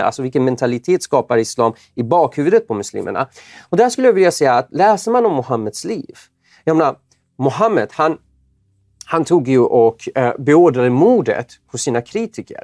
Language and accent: Swedish; Iran; now in Sweden; jag är ju född i Iran och ja. Eh, kommer från en persisk familj